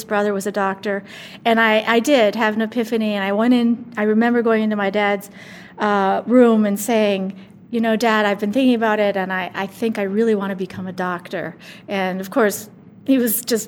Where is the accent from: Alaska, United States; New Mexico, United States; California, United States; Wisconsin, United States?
Wisconsin, United States; Appleton; I grew up in Appleton